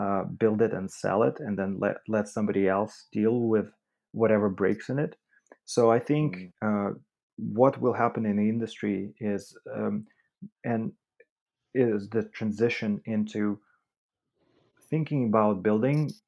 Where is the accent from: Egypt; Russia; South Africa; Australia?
Russia; moved away; I'm originally from Russia